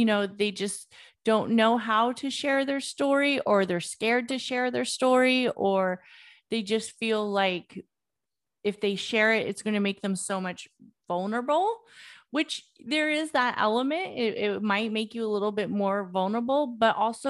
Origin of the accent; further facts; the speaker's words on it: Oakland, California, United States; I grew up in Oakland. They knew I grew up in Oakland